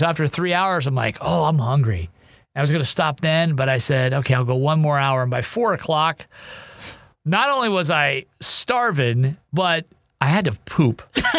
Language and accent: English; Ohio, United States; moved away; I grew up in Ohio